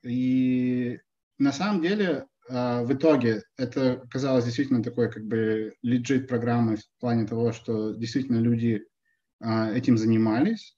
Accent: Perm, Perm Krai, Russia; now in New York, United States; я там вырос в Перми

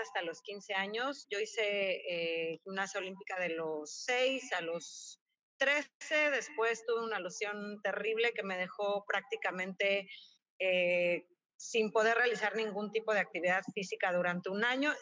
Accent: Mexico City, Mexico; now in Cancún, Mexico; que somos este, chilangos de corazón

